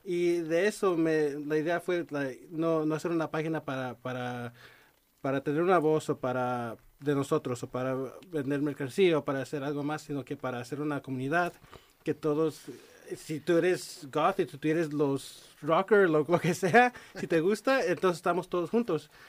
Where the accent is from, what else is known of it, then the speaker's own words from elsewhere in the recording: Los Angeles, California, United States; Yo soy de downtown.